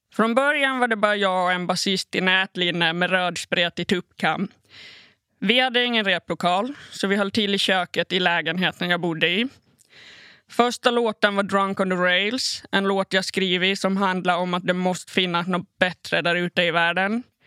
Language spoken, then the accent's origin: Swedish; Åland Islands; also born or lived in Malmö, Sweden; spela i garageband hemma på Åland